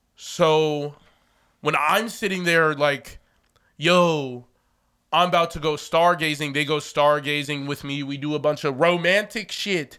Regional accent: Chicago, Illinois, United States; I'm from Chicago

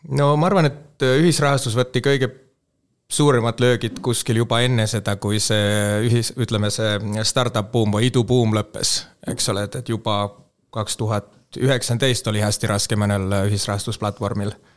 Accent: Helsinki, Uusimaa, Finland; Estonian is a second language; moved away as an adult; now in Tallinn, Estonia; mina kasvasin Soomes Helsingis kolmkümmend aastat, nelikümmend aastat tagasi

